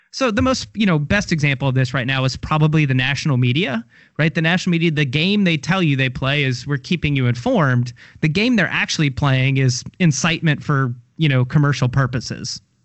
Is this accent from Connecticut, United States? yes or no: no; Louisville, Kentucky, United States; now in Tallahassee, United States; I'm from Kentucky, from Louisville. I saw the end of the manufacturing era